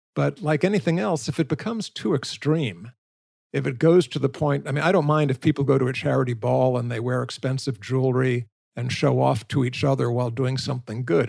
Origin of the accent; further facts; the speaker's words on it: San Francisco, California, United States; moved away; I was born and raised in San Francisco